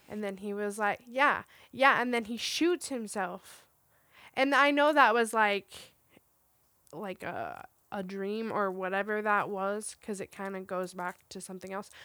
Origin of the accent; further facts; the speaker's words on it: Roswell, New Mexico, United States; I grew up in Roswell, New Mexico, which is, like, the big alien capital of the world